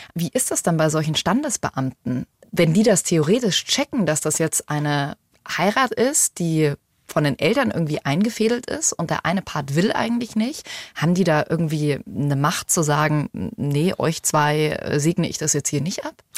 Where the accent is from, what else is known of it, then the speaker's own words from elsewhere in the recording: Germany; hier bei uns in Deutschland